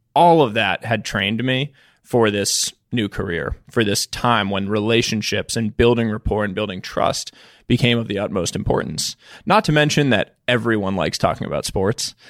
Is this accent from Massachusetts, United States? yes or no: yes; Boston, Massachusetts, United States; also born or lived in New York; I, um, grew up in the Boston area. I was born in New York.